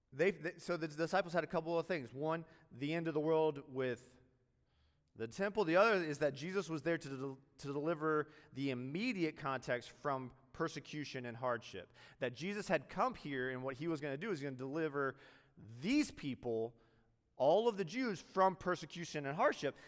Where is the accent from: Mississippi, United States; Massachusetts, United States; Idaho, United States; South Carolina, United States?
South Carolina, United States; Greenville; moved away as an adult; also born or lived in New York City; I'm from Greenville, South Carolina